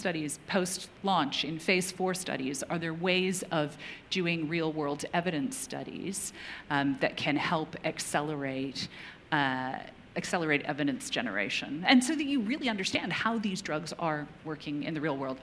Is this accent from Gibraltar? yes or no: no; Canada; moved away; also born or lived in United Kingdom; I grew up in Canada, remote part of Canada